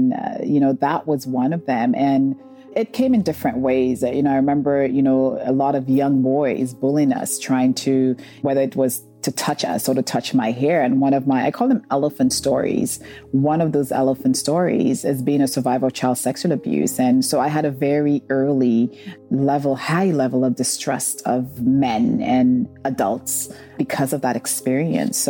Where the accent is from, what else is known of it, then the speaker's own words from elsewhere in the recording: St. Lucia; I grew up in St. Lucia, and the area we grew up in, we're just surrounded by nature